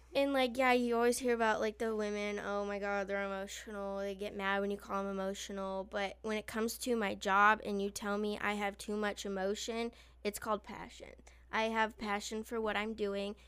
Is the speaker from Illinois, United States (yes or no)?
yes; Illinois, United States; I'm from Illinois